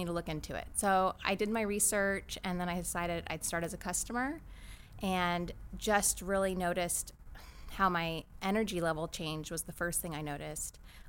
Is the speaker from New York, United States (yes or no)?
no; Claremont, California, United States; also born or lived in San Diego, California; I grew up in Claremont, California.